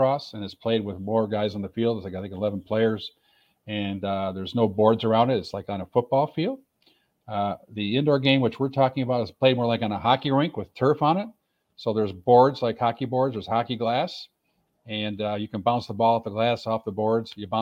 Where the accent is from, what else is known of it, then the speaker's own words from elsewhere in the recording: Rochester, New York, United States; also born or lived in Buffalo, New York / Tampa, Florida; my hometown hockey team in Rochester, New York